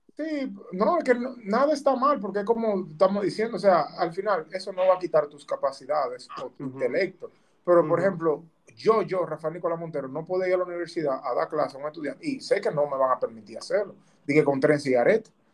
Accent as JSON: {"language": "Spanish", "country": "Dominican Republic", "moved": "yes"}